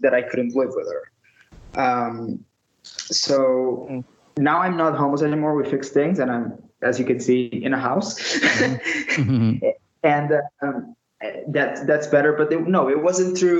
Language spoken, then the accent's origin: English; Lisbon, Portugal; I'm from Portugal, as I already said, from Lisbon, the capital